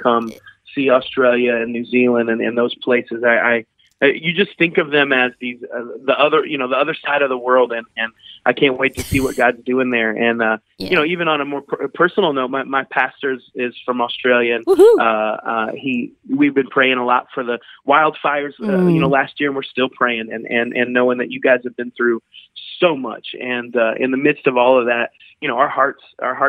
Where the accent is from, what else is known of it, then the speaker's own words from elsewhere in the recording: the Midwest of America, United States; growing up in the Midwest of America